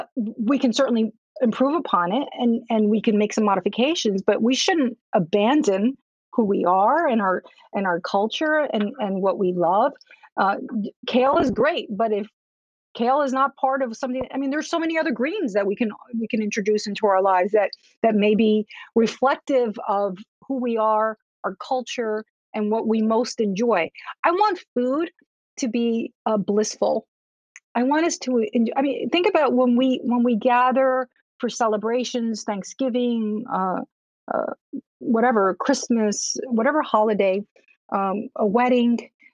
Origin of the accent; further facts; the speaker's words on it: Cuba; I'm also Latin American. I'm from Cuba.